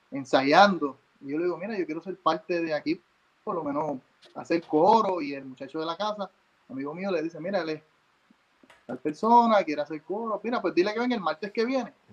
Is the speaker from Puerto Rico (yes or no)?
yes; San Juan, Puerto Rico; moved away as an adult; now in New Jersey, United States; yo soy nacido y criado en San Juan, Río Piedra, Puerto